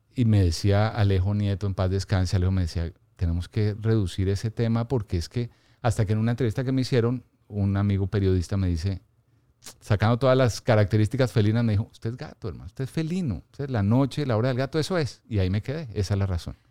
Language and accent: Spanish; Bogotá, Colombia; Soy bogotano, aunque tengo mi, corazón también en la costa